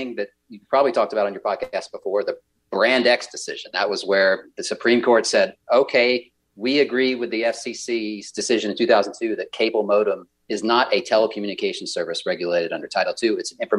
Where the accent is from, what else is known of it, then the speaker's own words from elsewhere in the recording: the South, United States; I'm from the South, so I get to say this.